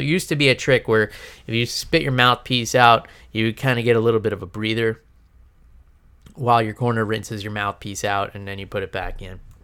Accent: New York, United States; moved away; I'm gonna be up in New York, um, back in my hometown visiting family

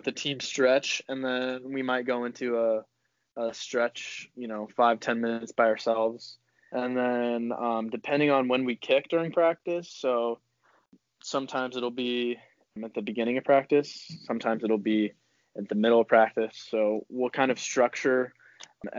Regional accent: St. Louis, Missouri, United States; I grew up in St. Louis, Missouri

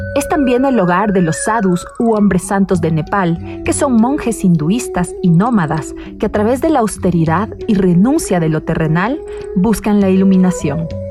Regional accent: Ecuador; moved away; Cuando regresé a Ecuador

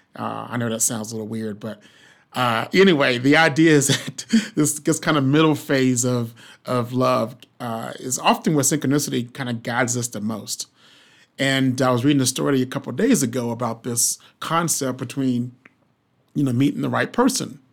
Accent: the South, United States; I'm from the South

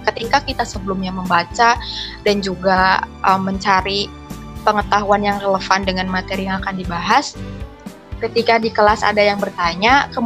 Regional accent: Majalengka, West Java, Indonesia; born there

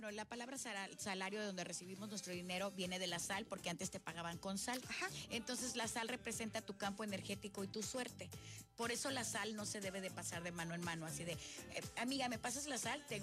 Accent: Tlacotalpan, Veracruz, Mexico; yo soy de la cuenca, mana, yo soy de Tlacotalpa.

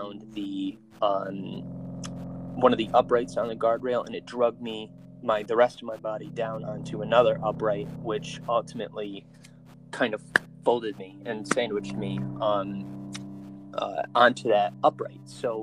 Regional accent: Binghamton, New York, United States; I was born in Binghamton, New York, raised there over on the west side

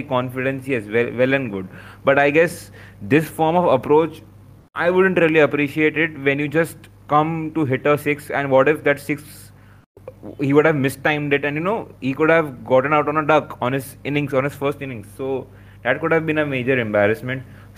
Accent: India; And as an Indian cricket fan, I'm, you know, I'm just laughing.

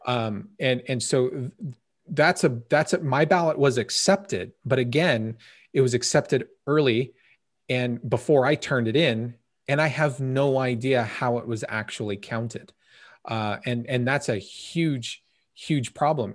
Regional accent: United States; As an American

